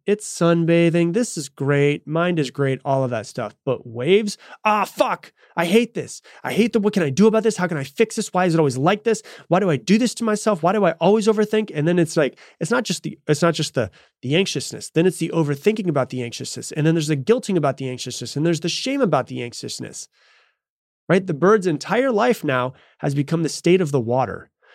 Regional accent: Florida, United States; I grew up in Florida

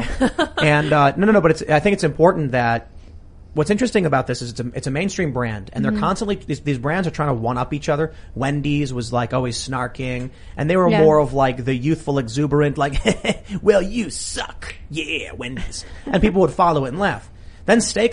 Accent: Chicago, Illinois, United States; moved away as an adult; also born or lived in New York City / Virginia; I'm from Chicago

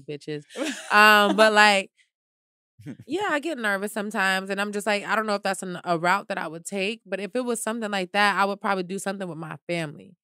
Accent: United States; Maybe I can go around as an American girl

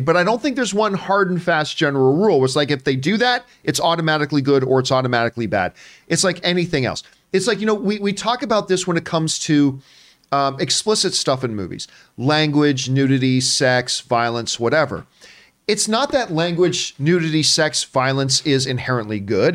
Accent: Hamilton, Ontario, Canada; my hometown of Hamilton, Ontario, Canada

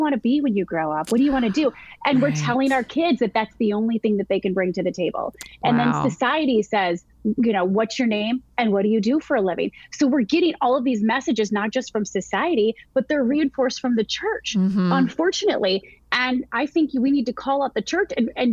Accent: Michigan, United States; moved away as an adult; now in South Carolina, United States; I'm born and raised in Michigan.

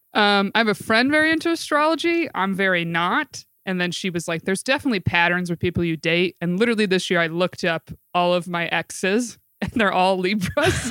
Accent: Binghamton, New York, United States; I'm from Binghamton, New York, also upstate, and I'm 29 years old.

